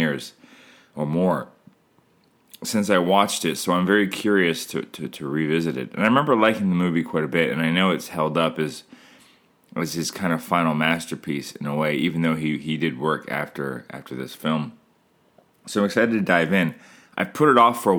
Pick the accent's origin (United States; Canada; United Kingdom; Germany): Canada; I'm Canadian filmmaker